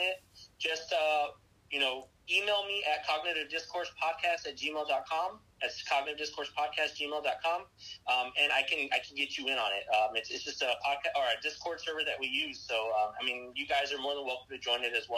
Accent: Texas, United States; I'm from Texas. I'm a Texas boy, born and raised.

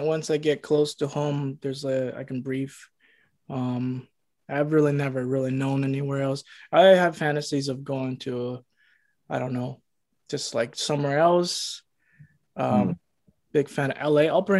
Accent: Toronto, Ontario, Canada; I lived a lot of my life in Asian Court, Scarborough. It's where I still am.

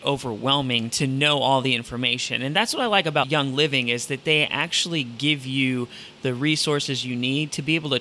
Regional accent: Toledo, Ohio, United States; when I grew up in Toledo, Ohio

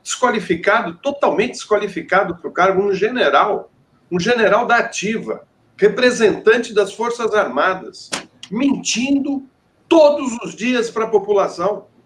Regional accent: Brazil; Foi aqui que a gente nasceu, foi aqui que a gente aprendeu a gostar da, dessa terra

